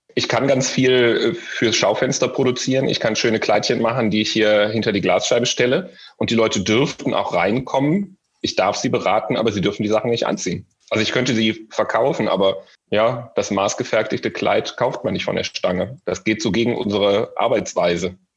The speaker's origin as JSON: {"language": "German", "town": "Solingen", "region": "North Rhine-Westphalia", "country": "Germany", "moved": "as an adult", "lives_now": "Düsseldorf, Germany", "said": "Ich komme aus dem beschaulichen, schönen Solinger Bergischen Land und bin vor sechs Jahren nach Düsseldorf gezogen."}